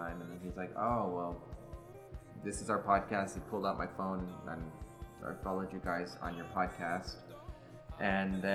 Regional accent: Las Cruces, New Mexico, United States; moved away as an adult; also born or lived in Arizona; now in New York, United States; I am from New Mexico

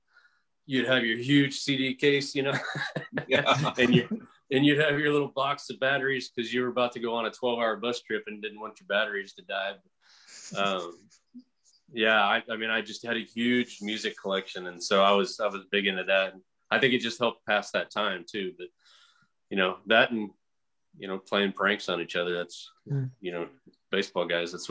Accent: Nebraska, United States; I'm from Nebraska

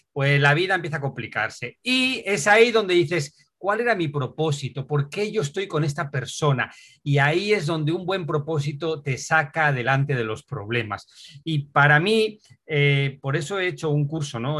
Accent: Asturias, Spain; moved away as an adult; Soy de Asturias

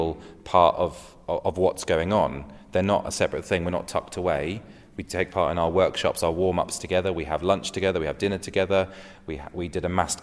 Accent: England, United Kingdom; As English people

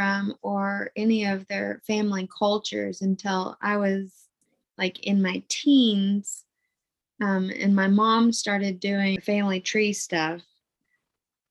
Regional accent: East End, Arkansas, United States; also born or lived in Little Rock, Arkansas; I was born in Little Rock, Arkansas, but grew up in a small town called East End.

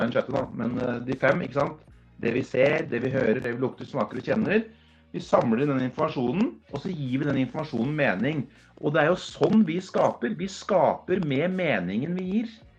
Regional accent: Norway; jeg er norsk, jeg er, gutt, jeg er fra Norge

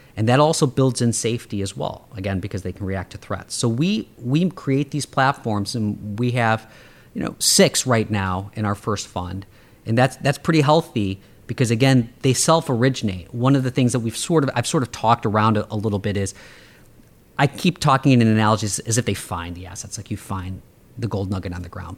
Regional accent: Chicago, Illinois, United States; born or raised there

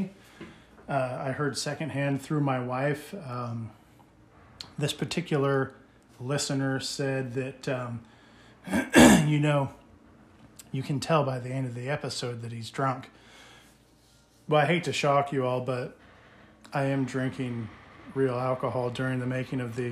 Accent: United States; I'm American

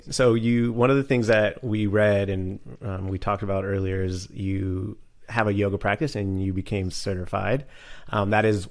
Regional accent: Long Beach, California, United States; I was born in Long Beach

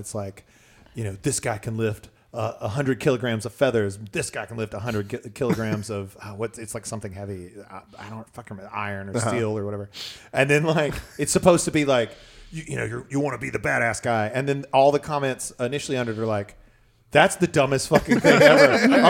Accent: Lexington, North Carolina, United States; moved away

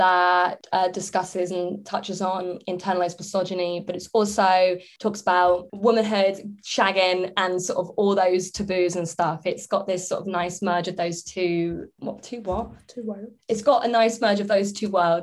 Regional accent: England, United Kingdom; I'm English

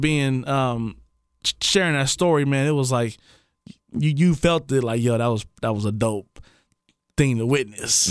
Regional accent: Trotwood, Ohio, United States; We grew up together in Trotwood, you know. Known him since I was probably seven years old.

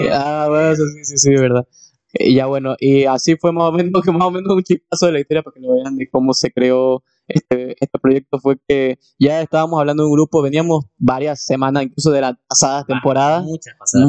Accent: Santa Cruz de la Sierra, Santa Cruz, Bolivia; nosotros somos de Santa Cruz, Bolivia

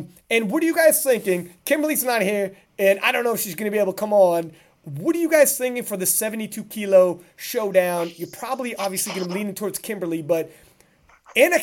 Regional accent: Canada; I'm Canadian

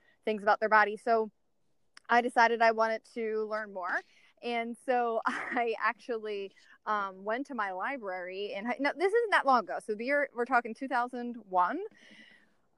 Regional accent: outside of Philadelphia, Pennsylvania, United States; moved away as an adult; now in San Diego, United States; growing up outside of Philadelphia

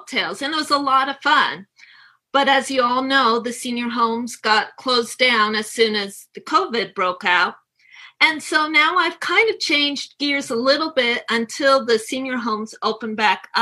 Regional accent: right outside of San Francisco, California, United States; moved away as an adult; also born or lived in Kansas City area; now in Kansas City, United States; I was born and raised right outside of San Francisco

